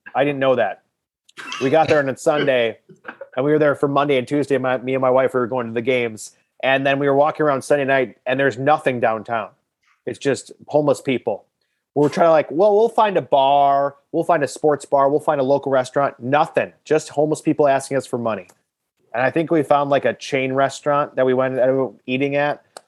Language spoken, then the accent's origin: English; Milwaukee, Wisconsin, United States; I grew up in in Miller Park. Uh, you know, I was in grade school when they were building it